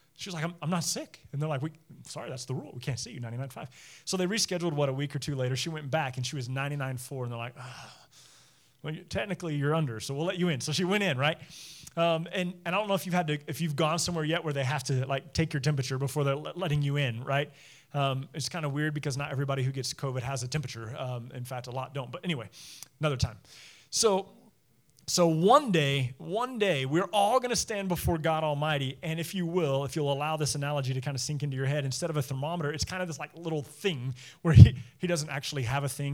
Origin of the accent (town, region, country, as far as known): United States